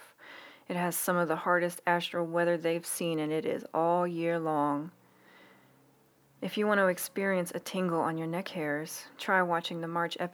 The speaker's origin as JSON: {"language": "English", "town": "Philadelphia", "region": "Pennsylvania", "country": "United States", "tie": "born or raised there", "said": "kids growing up in Northeast Philly. I went to school in my grandmom's parish, but I actually lived next to Cardinal Doherty and St. Helena's"}